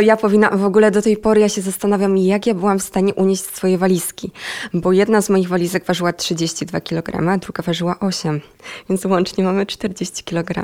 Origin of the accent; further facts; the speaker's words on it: Myjomice, Poland; moved away as an adult; now in Warsaw, Poland; Ja w ogóle nie pochodzę z Warszawy, bo ja tutaj mieszkam od jakichś siedmiu miesięcy